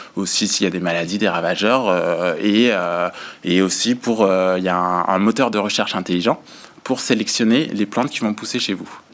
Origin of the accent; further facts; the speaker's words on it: Vendée, Pays de la Loire, France; on se connaît depuis qu'on a 11 ans, on a grandi ensemble en Vendée